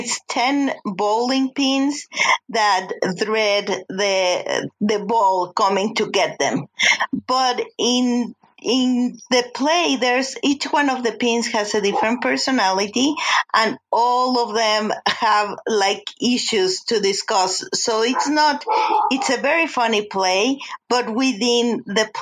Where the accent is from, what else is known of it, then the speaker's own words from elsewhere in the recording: Mexico City, Mexico; moved away as an adult; now in Denver, United States; I'm from Mexico City.